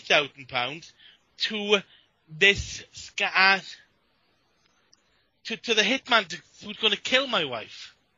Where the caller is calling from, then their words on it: United Kingdom; Oh, I'm calling from the UK.